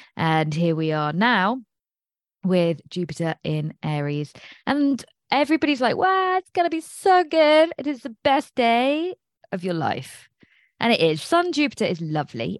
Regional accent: England, United Kingdom; I'm English.

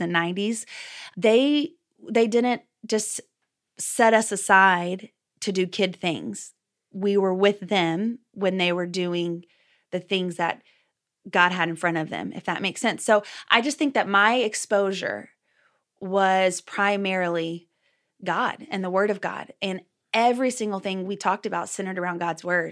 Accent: Texas, United States; now in Oklahoma, United States; I'm originally from Texas. So once a Texan, always a Texan. I live in Oklahoma now, though, with my husband

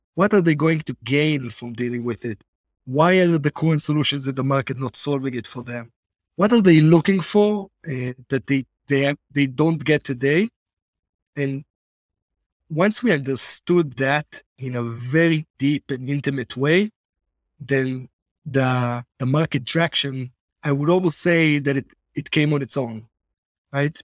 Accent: Israel; accent: Israeli; also born or lived in Boston, United States; I lived in Boston as a kid, and everyone told me that if I keep my Israeli accent

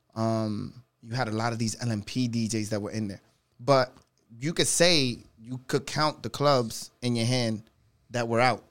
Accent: New York City, New York, United States; I'm from the Bronx

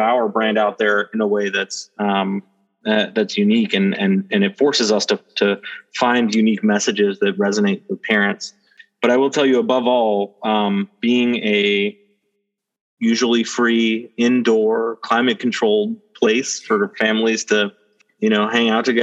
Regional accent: New York, United States; I grew up in New York

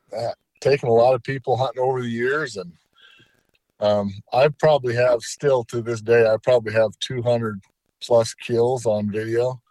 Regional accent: Utah, United States; my home state of Utah

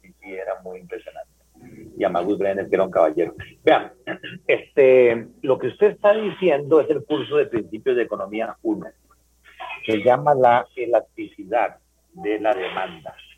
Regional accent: Paraíso, Cartago, Costa Rica; yo soy de Paraíso

